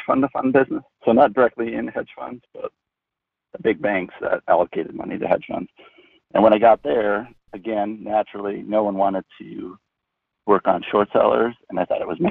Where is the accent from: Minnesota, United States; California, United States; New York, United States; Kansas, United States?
Minnesota, United States; I grew up in Minnesota